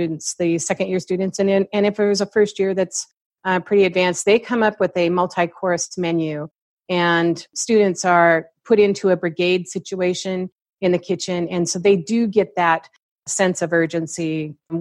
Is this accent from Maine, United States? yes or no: no; Seattle, Washington, United States; moved away; because I'm from Seattle, I know a lot of chefs there.